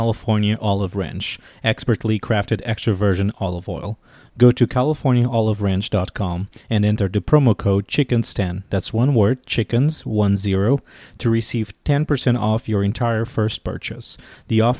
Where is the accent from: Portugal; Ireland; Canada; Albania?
Portugal; moved away as an adult; now in Washington, D.C., United States; I'm originally from Portugal and I've been living in Washington, D.C. for the last 9 years.